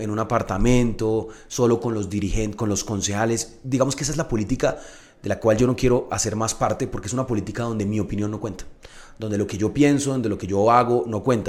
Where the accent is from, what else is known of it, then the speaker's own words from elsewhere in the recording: Bogotá, Colombia; tenemos los bogotanos y muy seguramente los colombianos